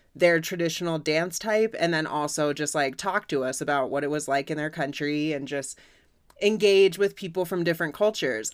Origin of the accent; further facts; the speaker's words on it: United States; as an American